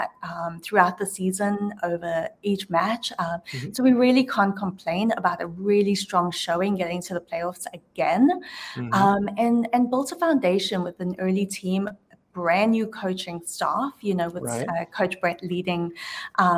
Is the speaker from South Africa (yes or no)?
yes; Johannesburg, Gauteng, South Africa; now in Atlanta, United States; born and raised in Johannesburg, South Africa, a small town.